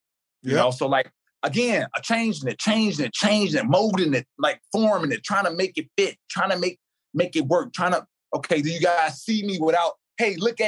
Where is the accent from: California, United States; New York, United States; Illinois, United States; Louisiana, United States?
Illinois, United States; Chicago; T.A., you from Chicago. I'm from Chicago.